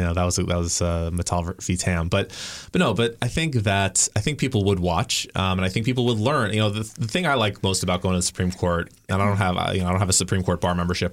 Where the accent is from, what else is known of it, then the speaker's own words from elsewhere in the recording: the South, United States; I grew up in the South